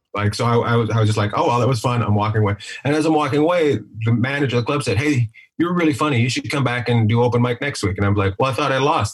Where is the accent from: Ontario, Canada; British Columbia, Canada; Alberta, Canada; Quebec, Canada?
British Columbia, Canada; Terrace; born or raised there